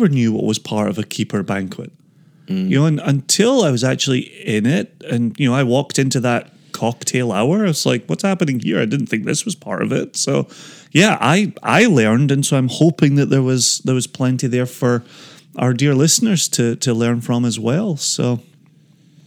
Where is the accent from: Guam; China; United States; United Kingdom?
United Kingdom; Scotland; growing up in Scotland